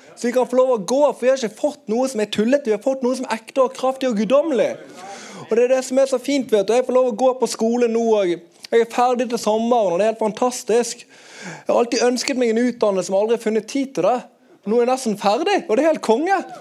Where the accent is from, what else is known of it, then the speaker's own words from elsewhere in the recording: Bergen, Vestland, Norway; jeg kommer fra Arna